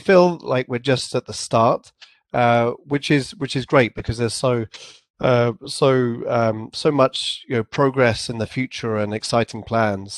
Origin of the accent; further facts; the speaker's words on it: England, United Kingdom; accent: English; also born or lived in San Francisco; I had my English accent and I probably pronounced it too formally, like a sort of an English accent